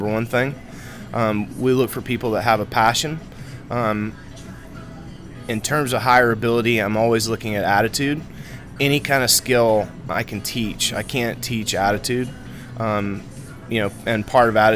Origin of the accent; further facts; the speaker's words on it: Greenwood, South Carolina, United States; I moved to Greenwood from Greensboro, North Carolina when I was 9 years old. Attended school at Cambridge until eighth grade, and then went to Emerald. Graduated Emerald